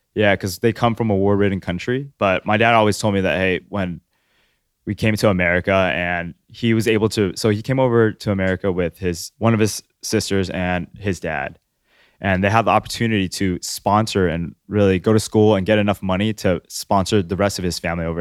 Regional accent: Long Beach, California, United States; also born or lived in Orange County, California; we lived in Northside Long Beach

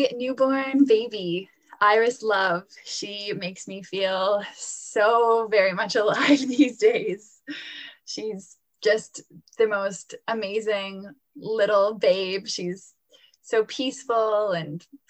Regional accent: Halifax, Nova Scotia, Canada; also born or lived in Florence, Italy; I was born and raised in Halifax, Nova Scotia here

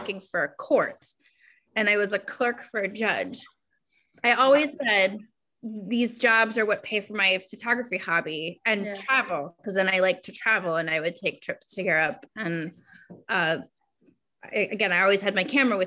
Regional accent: Maryland, United States; also born or lived in Savannah, Georgia / Colorado / upstate New York; now in Rhode Island, United States; I was born in Maryland

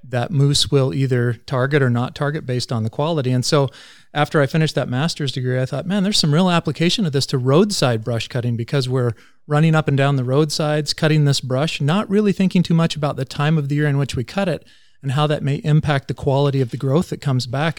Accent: Vanderhoof, British Columbia, Canada; moved away as an adult; also born or lived in California; I grew up in Vanderhoof and went to high school at N V S S.

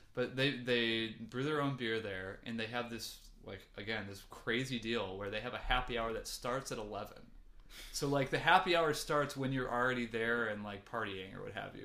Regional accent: Ann Arbor, Michigan, United States; now in Chicago, United States; home is Ann Arbor, Michigan, mm-hmm. uh, which is weird. Well, I was born in Chicago and I spent half my life here. Then I spent like my teenage years in Ann Arbor, so I feel kind of more like I grew up there

